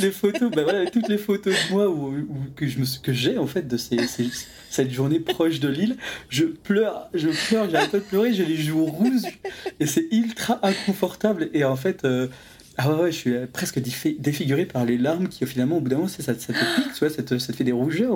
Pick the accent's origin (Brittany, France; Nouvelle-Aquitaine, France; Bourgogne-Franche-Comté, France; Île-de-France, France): Brittany, France; Saint-Malo; moved away; j'avais grandi à saint malo